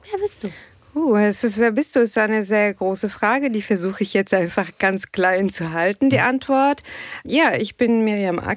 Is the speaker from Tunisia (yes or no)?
yes; Tunis, Tunis Governorate, Tunisia; German is a second language; moved away as an adult; now in Germany; ich komme aus Tunesien, okay, aus Tunis.